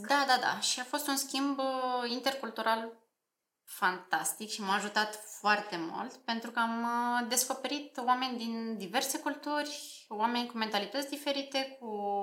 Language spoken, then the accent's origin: Romanian; Slobozia, Ialomița County, Romania; moved away as an adult; now in Bucharest, Romania; sunt absolventa Liceului Tehnologic Alexandru Ioan Cuza din Slobozia